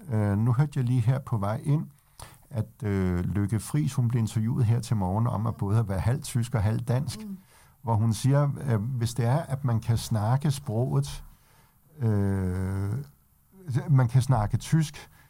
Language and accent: Danish; Denmark; Det kan vi selvfølgelig også godt gøre, selvom vi er danskere